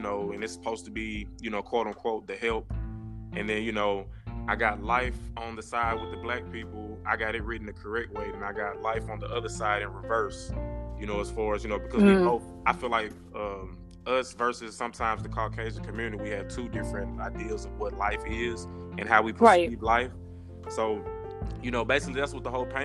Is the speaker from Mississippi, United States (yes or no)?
yes; Jackson, Mississippi, United States; moved away as an adult; now in Memphis, United States; I'm originally from Jackson, Mississippi